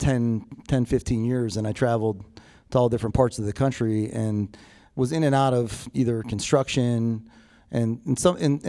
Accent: Pittsburgh, Pennsylvania, United States; moved away; also born or lived in Massachusetts; I was born in Massachusetts, and you know, my father, you know, lost my father at a very young age, and you know, my mother was a single mom. She had a couple kids, didn't know how to take care, didn't really know how to take care of us. She made some choices that she felt was best for us at the time, and remarried, and we moved across, you know, the East Coast to Pittsburgh

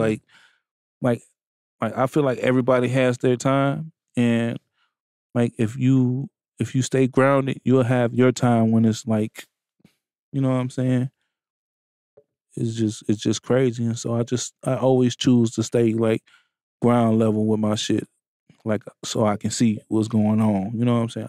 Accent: Benton Harbor, Michigan, United States; I come from Benton Harbor, Michigan

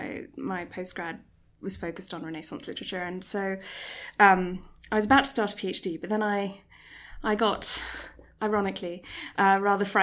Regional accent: Singapore; moved away; I was born and raised in Singapore

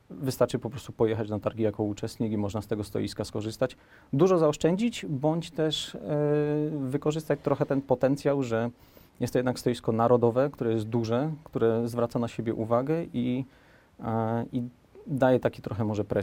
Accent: Sosnowiec, Silesian Voivodeship, Poland; moved away as an adult; also born or lived in Poznań; now in Kielce, Poland; jestem z Sosnowca

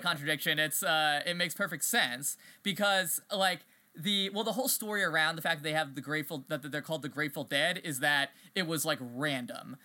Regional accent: East Coast, United States; I grew up on the East Coast

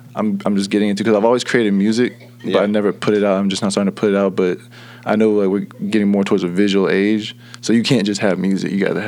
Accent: Virginia, United States; I was born in Virginia.

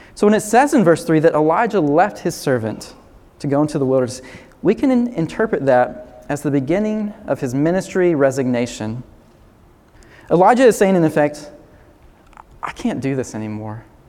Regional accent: the South, United States; growing up in the South

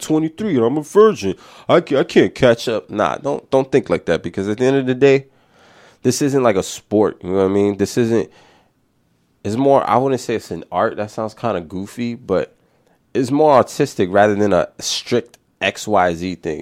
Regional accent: New York City, New York, United States; we grew up in the Bronx

